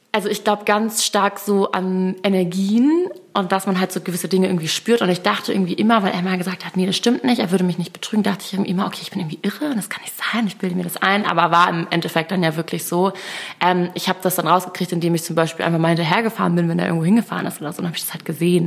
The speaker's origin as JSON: {"language": "German", "region": "Hamburg", "country": "Germany", "also_born_or_lived": "Munich", "moved": "as an adult", "said": "ich komme ja aus der Stadt und habe viele Kontakte"}